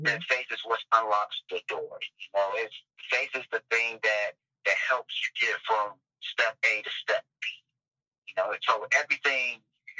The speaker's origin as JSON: {"language": "English", "town": "Washington", "region": "District of Columbia", "country": "United States", "tie": "born or raised there", "also_born_or_lived": "Raleigh, North Carolina", "moved": "as an adult", "said": "I grew up in Washington D.C., grew up in the inner city"}